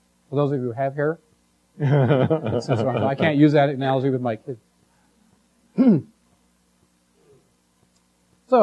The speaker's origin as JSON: {"language": "English", "region": "Michigan", "country": "United States", "tie": "born or raised there", "said": "I grew up in Michigan, so I heard a lot about the transportation industry"}